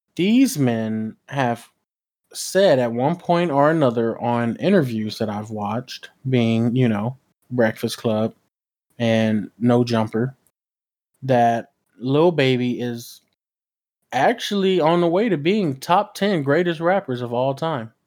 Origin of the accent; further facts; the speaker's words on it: West Coast, United States; I'm from the West Coast